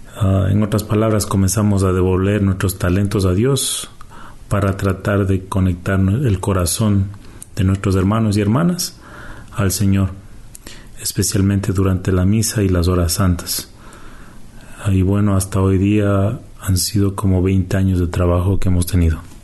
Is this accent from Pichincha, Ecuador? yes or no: yes; Quito, Pichincha, Ecuador; also born or lived in Canada; now in Toronto, Canada; nacimos en Canadá, pero nos criamos en Quito, Ecuador.